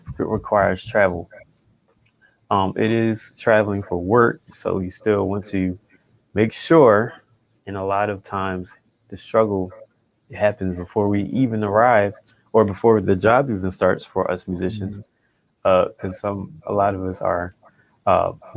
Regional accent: Philadelphia, Pennsylvania, United States; I grew up in church in Philadelphia, PA

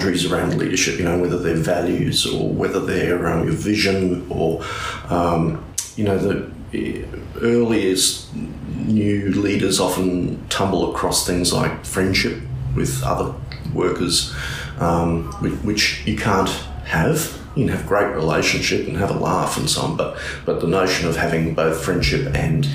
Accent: North Queensland, Australia; also born or lived in Brisbane; now in Cairns, Australia; We came from Brisbane, but we're actually from North Queensland originally

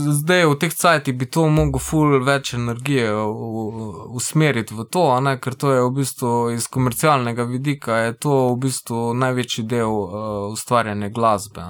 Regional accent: Velenje, Savinja, Slovenia; mi smo iz Velenja, pa imamo tisto neko svojo savinsko sceno

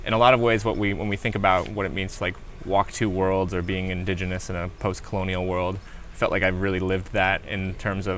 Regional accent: Colorado, United States; born or raised there; also born or lived in Arizona / Navajo Nation

